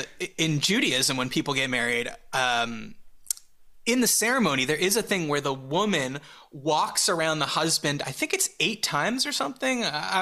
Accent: Montreal, Quebec, Canada; growing up in Montreal

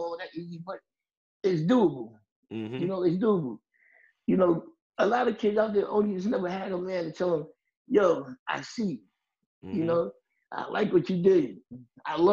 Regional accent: Jersey City, New Jersey, United States; I'm from Jersey City, where I still live all my life. Born and raised here

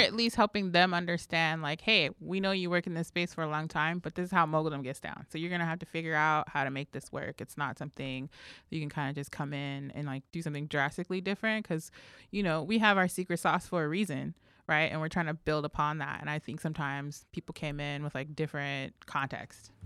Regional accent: Los Angeles, California, United States; also born or lived in New Mexico; now in New York City, United States; when I was about one years old, we moved, my mother and I moved to live with some family here in L A. And so specifically, we lived in Compton and Watts

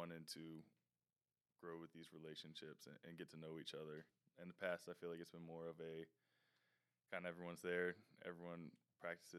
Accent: Richmond, Virginia, United States; moved away as an adult; now in Anderson, United States; I'm from Richmond, Virginia. I'm a senior here at Anderson

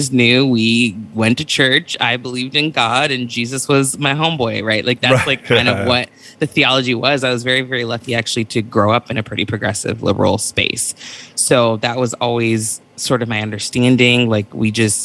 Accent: Santa Barbara, California, United States; also born or lived in Beverly Hills, California; I grew up in Santa Barbara, California

